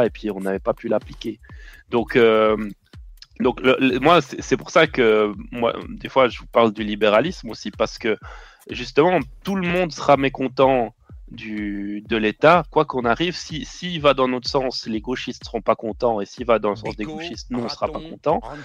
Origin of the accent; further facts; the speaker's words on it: Switzerland; je suis suisse, moi.